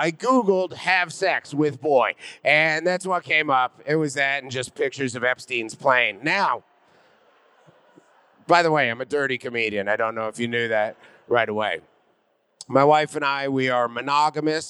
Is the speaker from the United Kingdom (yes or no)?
no; Canada; now in New York City, United States; I'm originally from Canada.